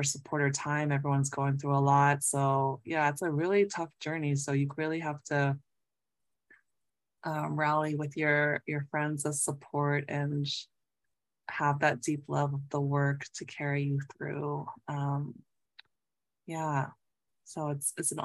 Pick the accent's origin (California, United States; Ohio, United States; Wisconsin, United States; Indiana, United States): California, United States; Southern; now in Massachusetts, United States; a fellow Southern California raised poet